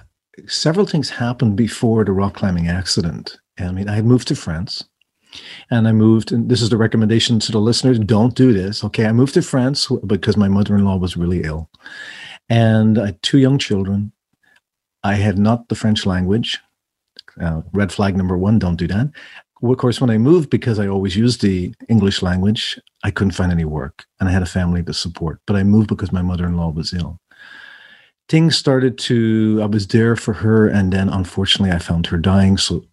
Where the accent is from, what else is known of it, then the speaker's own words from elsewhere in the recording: Ireland; moved away; I'm originally from Ireland. And my accent changes depending on who I'm speaking to, where I'm at in the world.